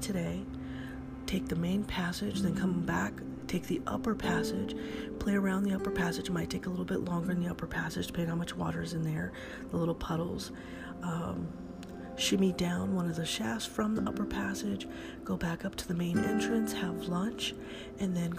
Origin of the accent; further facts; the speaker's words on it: California, United States; California is my home sweet home